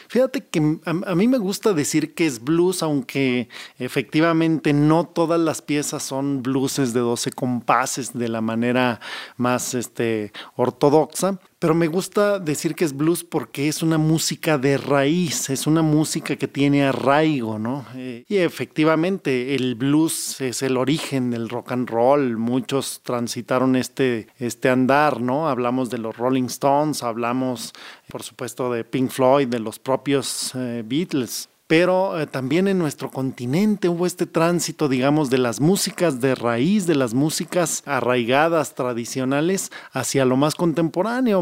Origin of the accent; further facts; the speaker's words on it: Torreón, Coahuila, Mexico